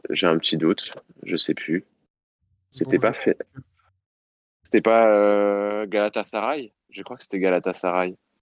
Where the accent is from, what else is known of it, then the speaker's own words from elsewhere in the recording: Paris, Île-de-France, France; en tant que Parisien